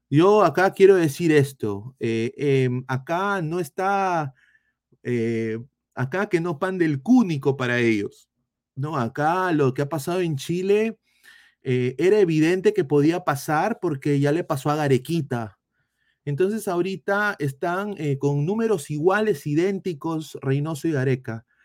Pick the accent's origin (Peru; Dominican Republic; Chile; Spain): Peru; moved away; lo digo como peruano fuera